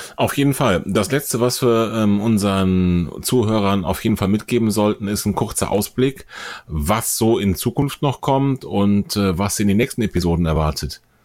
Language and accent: German; Bonn, North Rhine-Westphalia, Germany; weil Bonn unserer beider Heimatstadt ist.